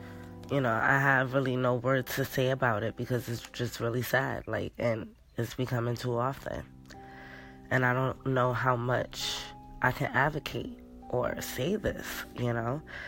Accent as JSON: {"language": "English", "town": "New York City", "region": "New York", "country": "United States", "said": "I'm from New York, so New York City."}